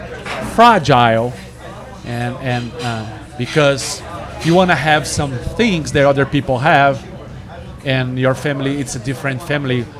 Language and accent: English; Brazil; English is a second language; now in New York City, United States; growing up in Brazil is easy, at the same time it's hard